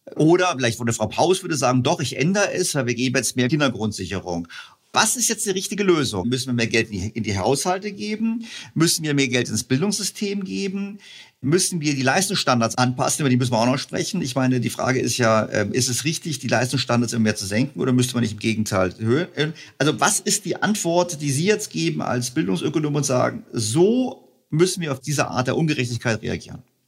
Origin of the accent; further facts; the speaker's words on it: Bavaria, Germany; Ich bin, auch in Bayern zur Schule gegangen, also zumindest Gymnasium